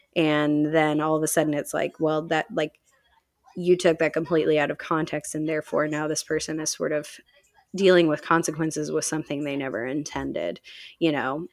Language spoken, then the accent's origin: English; Chicago, Illinois, United States; now in Indianapolis, United States; I grew up outside of Chicago